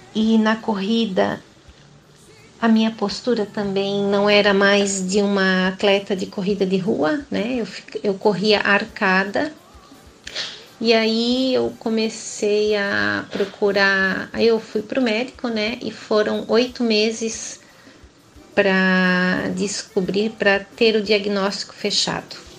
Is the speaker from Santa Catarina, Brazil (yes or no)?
yes; Joinville, Santa Catarina, Brazil; sou de Joinville, Santa Catarina